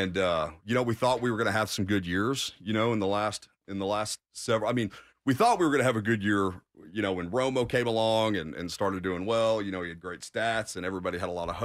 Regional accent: Fort Worth, Texas, United States; moved away; I was born in Fort Worth

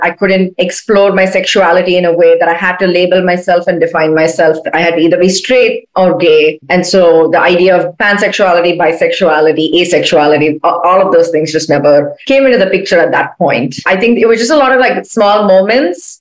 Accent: Chennai, Tamil Nadu, India; moved away as an adult; now in United States; I'm from India, like like I'm from Chennai.

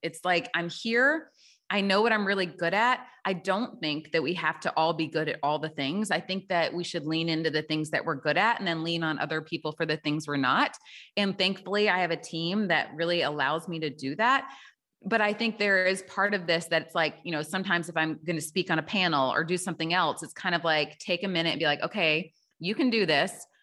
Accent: Tennessee, United States; also born or lived in Chicago; now in Milwaukee, United States; I live in Milwaukee, Wisconsin, but I'm from Tennessee originally

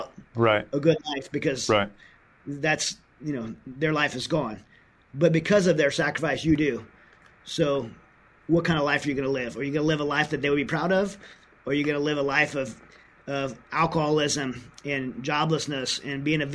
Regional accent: United States; as an American

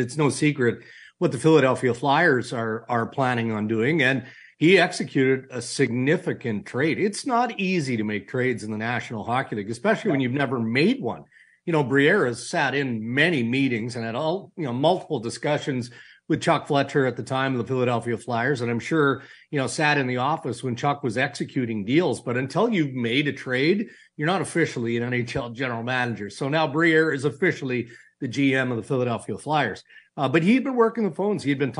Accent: Saskatchewan, Canada; I grew up in Saskatchewan. My parents would lock the kids in the car and just smoke their brains out

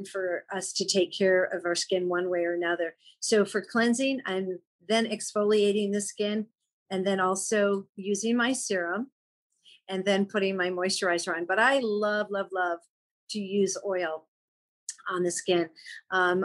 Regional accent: East Coast, United States; moved away; also born or lived in Chicago; growing up on the East Coast and having a home in Maine, that was where we spent our summer.

